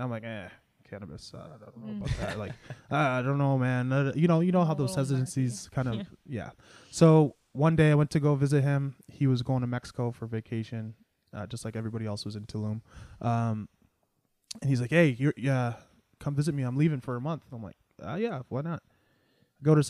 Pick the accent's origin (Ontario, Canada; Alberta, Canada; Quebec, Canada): Ontario, Canada; Mississauga; moved away as an adult; also born or lived in Toronto / Brampton; now in Ottawa, Canada; Born and raised Mississauga.